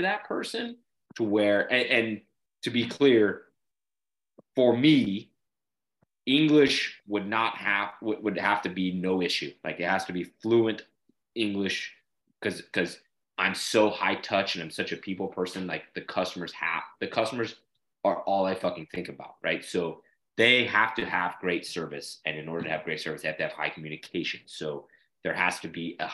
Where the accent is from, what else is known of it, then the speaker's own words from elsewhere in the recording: Salt Lake City, Utah, United States; moved away as an adult; also born or lived in California; now in Louisiana, United States; I grew up in Salt Lake City, Utah, I left when I was 20